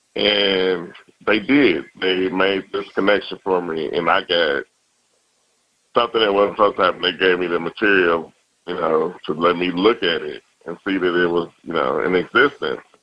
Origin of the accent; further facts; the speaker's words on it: Chicago, Illinois, United States; now in Austin, United States; I grew up in Chicago